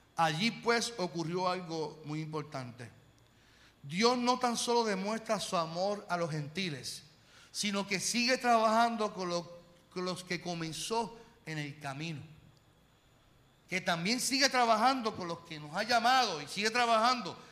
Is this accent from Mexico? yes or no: no; Carolina, Puerto Rico; yo vengo de Carolina